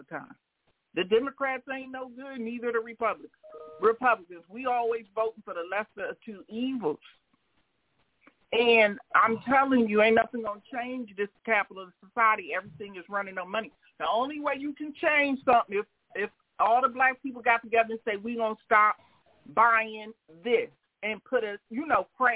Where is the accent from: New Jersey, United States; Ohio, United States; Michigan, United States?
Michigan, United States; Detroit; growing up in Detroit